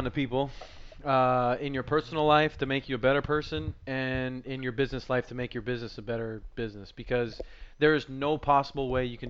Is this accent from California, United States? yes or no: yes; Montebello, California, United States; I tell people I'm from Montebello